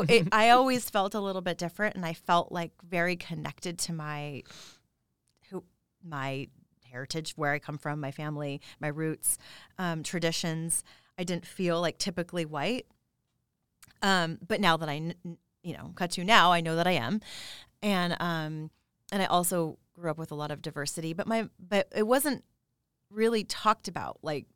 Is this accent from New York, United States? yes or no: no; Las Vegas, Nevada, United States; now in West Hollywood, United States; But I grew up in Las Vegas, where also I was surrounded by diversity.